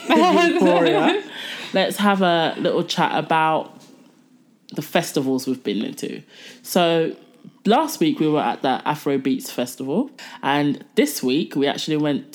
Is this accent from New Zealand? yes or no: no; Croydon, London, United Kingdom; He is from my hometown. He's from South London, Croydon.